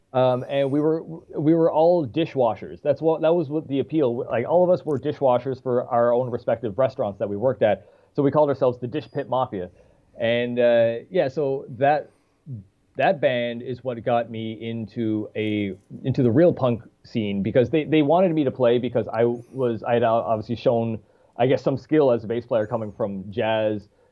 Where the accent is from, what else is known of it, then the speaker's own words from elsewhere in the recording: St. John's, Newfoundland and Labrador, Canada; moved away as an adult; also born or lived in Toronto / Paris; now in Montreal, Canada; my hometown, St. John's, St. John's, Newfoundland, is not that big.